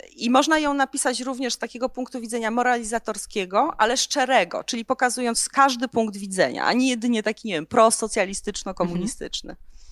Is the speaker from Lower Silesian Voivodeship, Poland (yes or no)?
no; Tarnów, Lesser Poland, Poland; ja pochodzę z Tarnowa